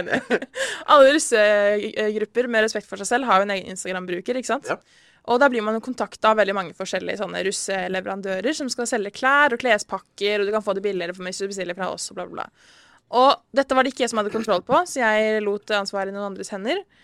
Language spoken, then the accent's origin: Norwegian; Risør, Agder, Norway; moved away; når jeg er hjemme i Risør